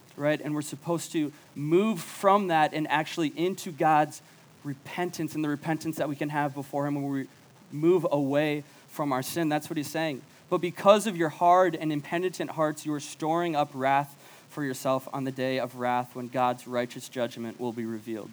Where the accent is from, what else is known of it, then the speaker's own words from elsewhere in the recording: Chaska, Minnesota, United States; moved away as an adult; now in Ames, United States; I grew up in Chaska